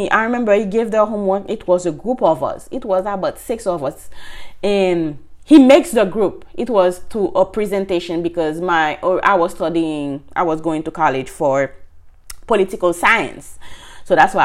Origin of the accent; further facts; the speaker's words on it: Haiti; moved away as an adult; now in United States; I'm from Haiti, I started to work before I moved in the state. I went to college.